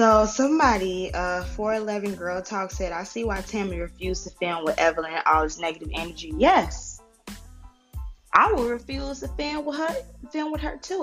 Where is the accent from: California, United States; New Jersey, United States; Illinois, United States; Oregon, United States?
Illinois, United States; Chicago; I'm from Chicago